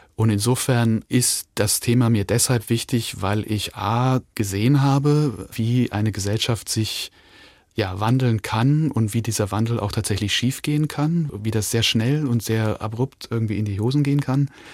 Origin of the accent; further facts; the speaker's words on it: Linz, Upper Austria, Austria; also born or lived in Hong Kong; now in Weimar, Germany; geboren in Linz in Österreich